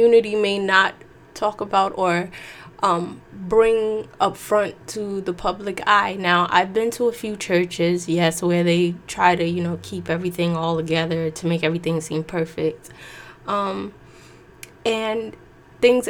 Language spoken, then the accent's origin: English; New York, United States; I'm from New York